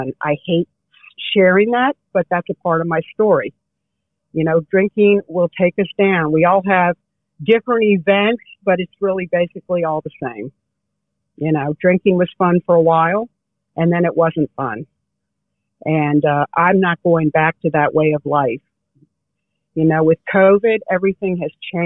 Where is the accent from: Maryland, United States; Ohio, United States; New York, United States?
Maryland, United States; Bethesda; I grew up, was born and raised in Bethesda, Maryland